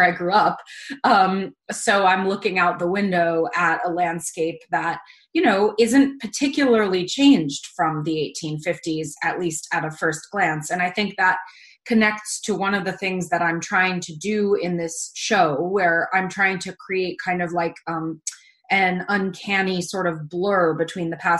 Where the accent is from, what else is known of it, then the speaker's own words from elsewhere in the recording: Hudson Valley, New York, United States; I grew up in the Hudson Valley